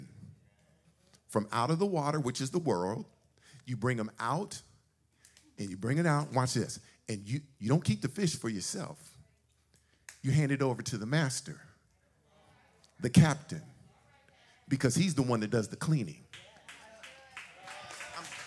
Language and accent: English; Suisun City, California, United States; We grew up in Soosoon, Cherry Street, back in the days, 1972.